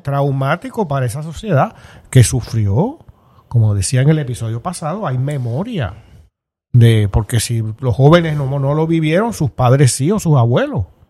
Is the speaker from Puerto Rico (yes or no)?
yes; Puerto Rico; los puertorriqueños